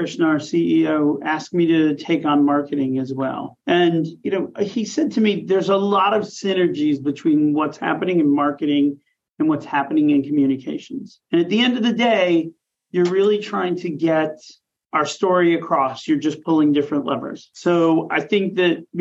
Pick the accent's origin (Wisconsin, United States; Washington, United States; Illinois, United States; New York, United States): Wisconsin, United States; Milwaukee; moved away; I will always say the center of the universe, which is Milwaukee, Wisconsin